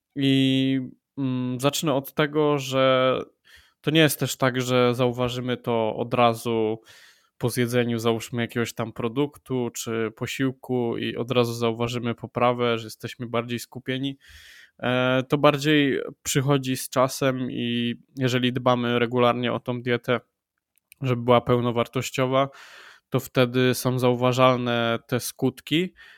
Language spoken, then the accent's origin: Polish; Wrocław, Lower Silesian Voivodeship, Poland; Jestem e, z Wrocławia